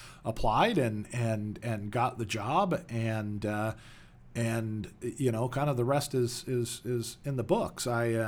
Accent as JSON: {"language": "English", "region": "California", "country": "United States", "tie": "born or raised there", "also_born_or_lived": "Joliet, Illinois", "said": "I was born in the Chicagoland area in Joliet, Illinois, not in the prison, but near the prison. And when I was about 10 years old, my family moved to Southern California, where I did most of my growing up."}